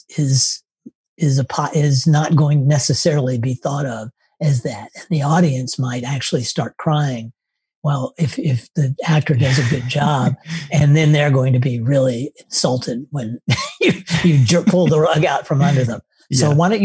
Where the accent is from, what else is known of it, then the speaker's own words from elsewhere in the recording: Tennessee, United States; moved away; I grew up in Tennessee and I lived in a suburb that was right next to woods and farmland